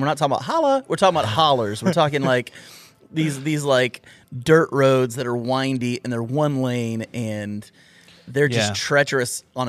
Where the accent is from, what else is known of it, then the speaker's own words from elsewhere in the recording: Ohio, United States; moved away as an adult; I grew up in Northern Ohio. So yeah. I went to high school in Northern Ohio and we moved down here